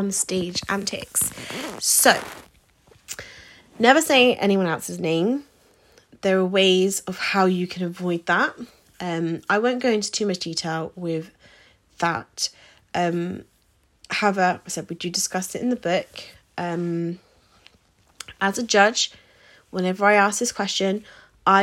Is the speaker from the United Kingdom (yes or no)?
yes; United Kingdom; So we are British